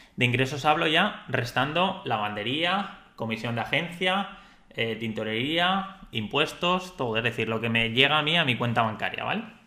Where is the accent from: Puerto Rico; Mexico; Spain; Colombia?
Spain; yo soy español, entonces a nivel de Andorra soy extranjero